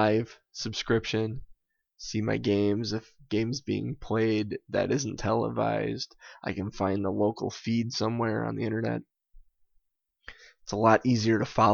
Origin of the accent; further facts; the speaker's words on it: Green Bay, Wisconsin, United States; I am a soccer fan who was born and raised in Green Bay, Wisconsin